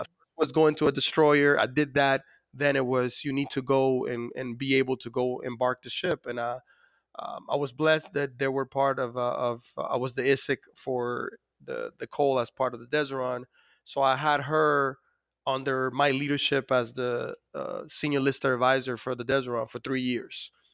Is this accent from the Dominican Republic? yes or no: yes; Dominican Republic; born or raised there; moved away